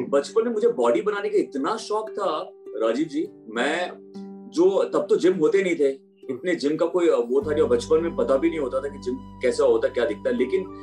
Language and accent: Hindi; Bihar, India; also born or lived in Chandigarh